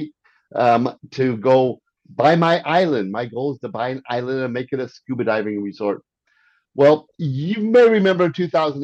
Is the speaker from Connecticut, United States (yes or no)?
no; Arnold, Missouri, United States; also born or lived in France / South Korea / Silicon Valley; I was born in France, raised in Arnold, Missouri, grew up in South Korea, and lived in Silicon Valley.